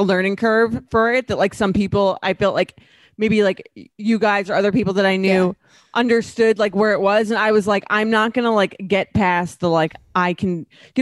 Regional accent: United States; being a woman growing up in America

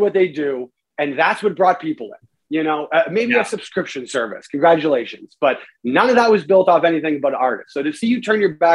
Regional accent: Canada; I'm a Canadian

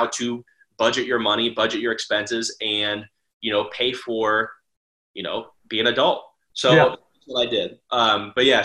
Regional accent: Ohio, United States; I was in-state. So I'm from Ohio

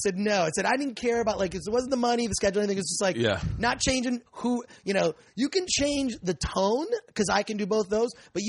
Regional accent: Michigan, United States; I grew up in Michigan.

